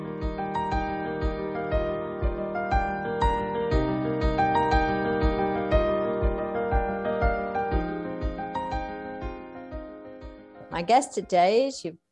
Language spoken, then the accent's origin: English; United Kingdom; I'm British.